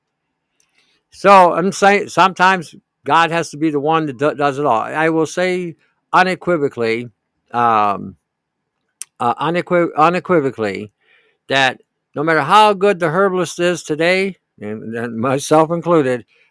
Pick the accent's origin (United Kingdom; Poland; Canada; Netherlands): Canada; I'm from Canada